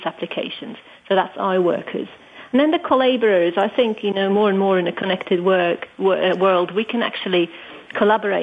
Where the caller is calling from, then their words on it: Switzerland; I'm calling in from Switzerland